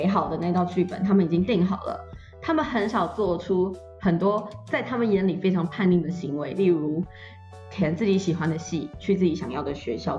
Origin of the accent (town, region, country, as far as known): Yilan County, Taiwan